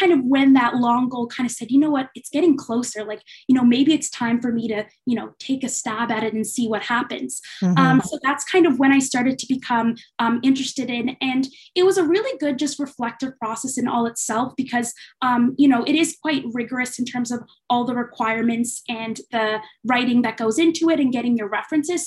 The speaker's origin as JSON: {"language": "English", "town": "St. John's", "region": "Newfoundland and Labrador", "country": "Canada", "also_born_or_lived": "Kingston", "moved": "as an adult", "said": "I'm originally from St. John's, Newfoundland"}